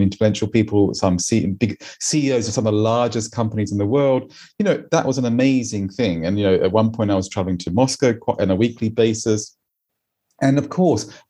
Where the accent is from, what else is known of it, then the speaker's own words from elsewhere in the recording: Australia; moved away as an adult; now in London, United Kingdom; I'm Australian. I've been here 20 years